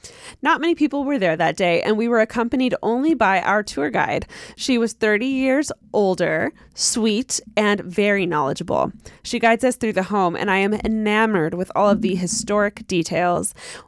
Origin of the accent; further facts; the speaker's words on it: Utah, United States; you can say my name. I'm from Utah.